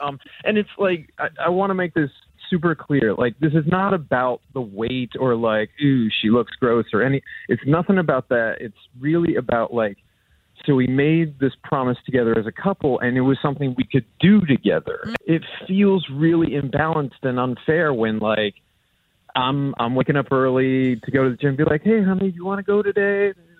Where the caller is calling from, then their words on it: Greece; I'm over in Greece.